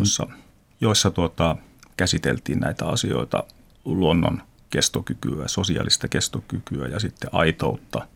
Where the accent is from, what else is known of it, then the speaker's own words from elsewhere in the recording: Teno River valley, Lapland, Finland; mä oon Tenojokivarresta kasvanut lohenpyyntiin